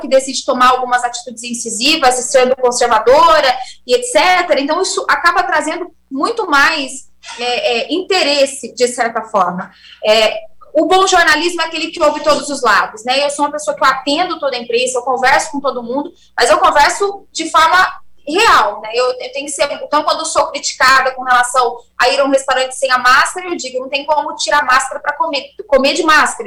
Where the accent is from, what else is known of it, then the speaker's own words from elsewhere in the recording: Brazil; como brasileira que sou